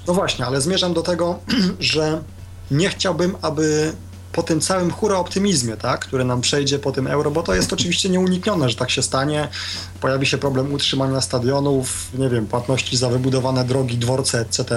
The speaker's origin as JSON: {"language": "Polish", "country": "Poland"}